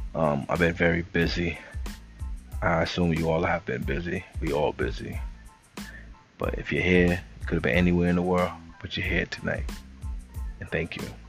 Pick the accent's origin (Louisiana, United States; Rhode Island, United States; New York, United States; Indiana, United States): New York, United States; New York City; I came from the Bronx, New York, uptown, 233rd